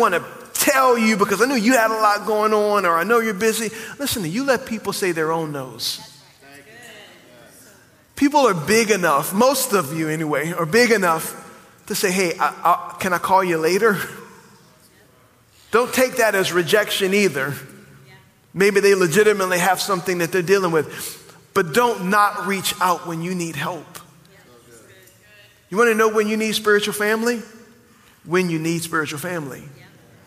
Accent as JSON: {"language": "English", "town": "New Orleans", "region": "Louisiana", "country": "United States", "tie": "born or raised there", "moved": "yes", "said": "I grew up in New Orleans"}